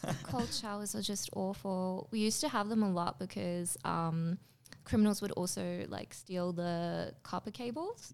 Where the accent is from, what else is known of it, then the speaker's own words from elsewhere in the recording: Durban, KwaZulu-Natal, South Africa; moved away as an adult; also born or lived in Pretoria, South Africa; now in Australia; I was born in Durban in South Africa. Um, then I moved to Pretoria when I was fourteen.